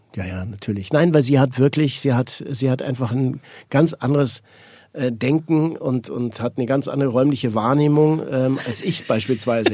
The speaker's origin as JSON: {"language": "German", "country": "Switzerland", "said": "Ich bin Schweizer"}